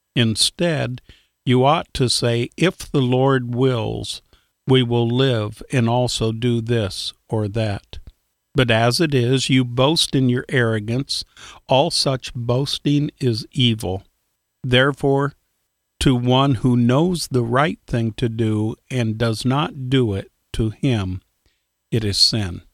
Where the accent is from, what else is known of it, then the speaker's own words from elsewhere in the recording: Iowa, United States; as a little kid growing up in Iowa